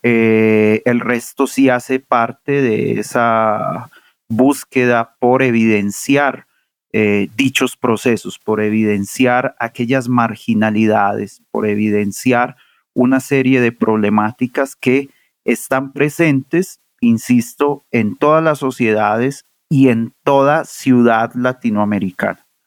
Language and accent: Spanish; Medellín, Antioquia, Colombia; moved away; Yo nací y crecí y me formé en Medellín